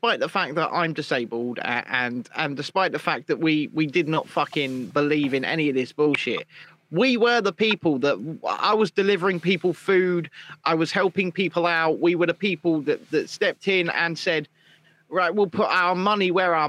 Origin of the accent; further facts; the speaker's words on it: South Africa; now in United Kingdom; Where are you from? I'm from South Africa, of course.